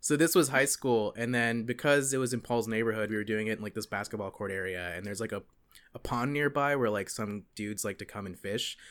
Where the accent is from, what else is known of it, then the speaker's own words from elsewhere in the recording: Gilbert, South Carolina, United States; moved away as an adult; also born or lived in Lexington, South Carolina / Columbia, South Carolina; now in Davis, United States; I am from a technically from Gilbert, a town where we got our first Walmart in I think like 2011